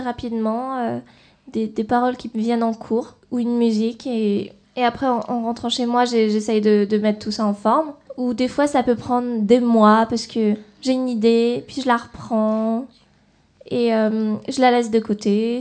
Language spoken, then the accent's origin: French; France; je suis née en France.